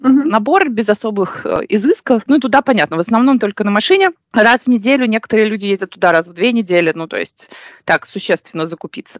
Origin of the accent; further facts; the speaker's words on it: Minsk, Belarus; moved away; Я в детстве жила в Минске на автозаводе